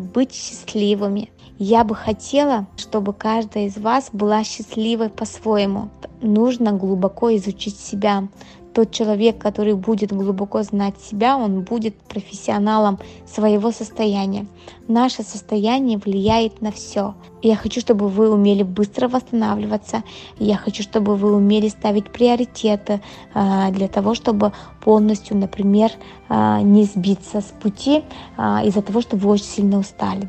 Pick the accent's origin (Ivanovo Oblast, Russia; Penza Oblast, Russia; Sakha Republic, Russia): Sakha Republic, Russia; Yakutsk; moved away as an adult; now in Moscow, Russia; я же совсем недавно уехала из Якутска, всего лишь 4 года назад